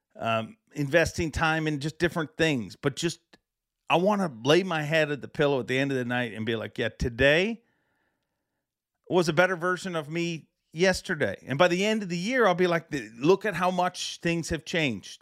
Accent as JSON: {"language": "English", "country": "Canada", "said": "as a Canadian"}